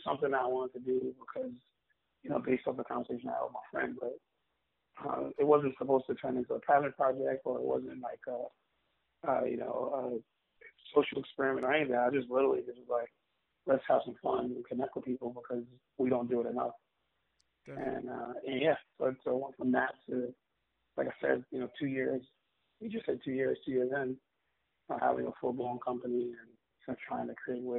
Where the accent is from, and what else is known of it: New York City, New York, United States; born or raised there; also born or lived in Staten Island